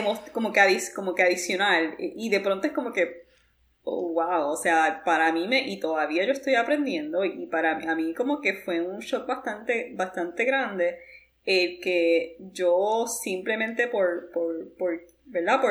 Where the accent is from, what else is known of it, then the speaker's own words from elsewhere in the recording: Puerto Rico; moved away as an adult; now in New York, United States; yo puedo hablar como una puertorriqueña que vivió los primeros 26 años de su vida en Puerto Rico y que luego se mudó a los Estados Unidos.